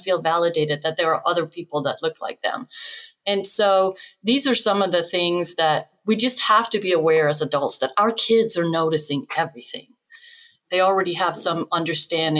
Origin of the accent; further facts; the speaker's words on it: Denmark; moved away as an adult; now in United States; I grew up in Denmark, which was very white, homogenous